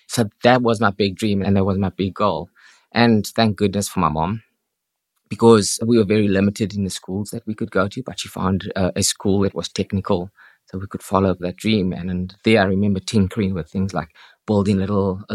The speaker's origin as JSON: {"language": "English", "town": "Cape Town", "region": "Western Cape", "country": "South Africa", "tie": "born or raised there", "moved": "yes", "lives_now": "Dublin, Ireland", "said": "I'm originally from Cape Town in South Africa."}